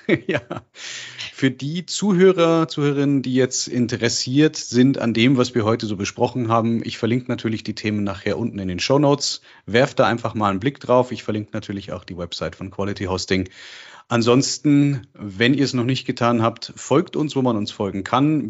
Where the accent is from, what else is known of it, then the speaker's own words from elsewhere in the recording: Germany; bei uns in Deutschland